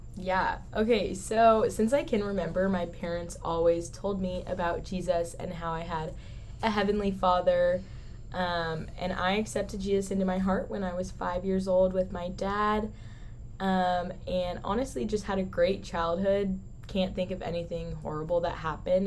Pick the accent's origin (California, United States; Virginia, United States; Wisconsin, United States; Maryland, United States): California, United States; San Diego; moved away as an adult; also born or lived in Newport Beach, California; now in Texas, United States; I was born in San Diego, California but moved to Newport Beach when I was in sixth grade